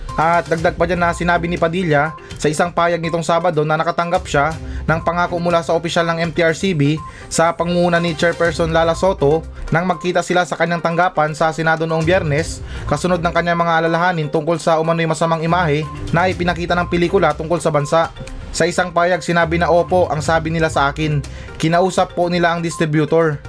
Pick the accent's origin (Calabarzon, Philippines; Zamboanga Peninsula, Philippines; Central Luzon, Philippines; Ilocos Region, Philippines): Zamboanga Peninsula, Philippines; Zamboanga City; now in Metro Manila, Philippines; ako laking Mindanao ako ha. Ah. Galing akong ano, tubong akong Sambuanga City.